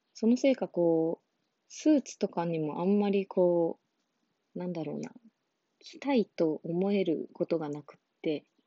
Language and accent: Japanese; Okinawa, Japan; 私、沖縄出身で沖縄で就活してた